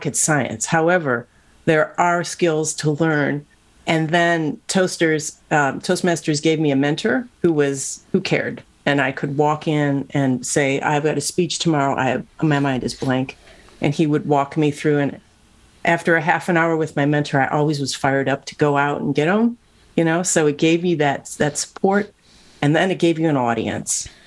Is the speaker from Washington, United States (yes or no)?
no; Cleveland, Ohio, United States; moved away as an adult; now in Silicon Valley, United States; I grew up in Cleveland, Ohio